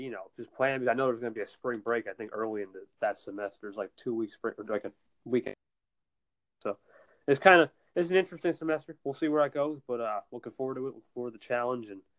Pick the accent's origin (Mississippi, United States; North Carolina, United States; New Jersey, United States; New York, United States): New Jersey, United States; I'm from NJ, New Jersey